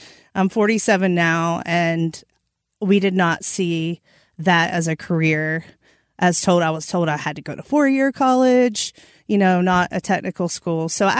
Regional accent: North Carolina, United States; So I'm from Eastern North Carolina.

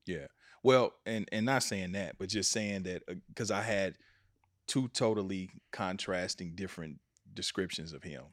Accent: Kansas City, United States; in Kansas City, in my hometown

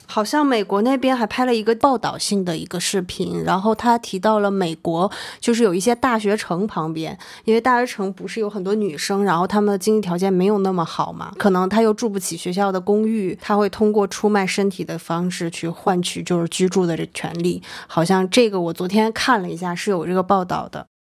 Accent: Northeast China, China; moved away; 老家，比如东北那种熟人社会里面

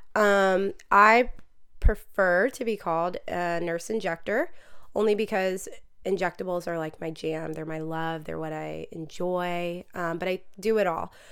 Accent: Marietta, Georgia, United States; I'm from Marietta, Georgia.

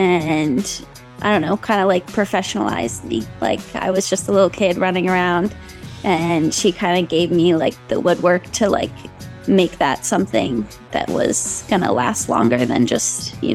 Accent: Falls Church, Virginia, United States; I grew up in Falls Church

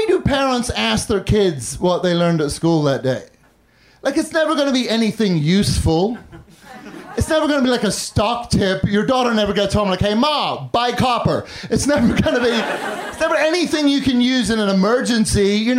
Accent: Northern Ireland, United Kingdom; also born or lived in London; I grew up in the north of Ireland and London, which is why now I have this dumb fucking accent.

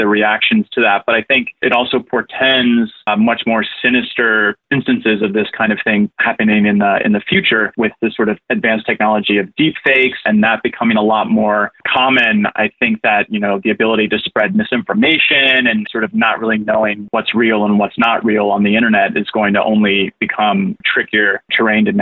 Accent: Fort Myers, Florida, United States; I'm actually from Fort Myers. I was raised there.

